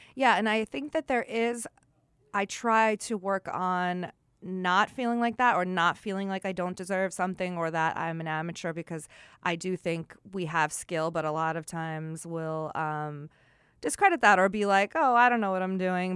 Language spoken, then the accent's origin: English; Long Island, New York, United States; when I was growing up on Long Island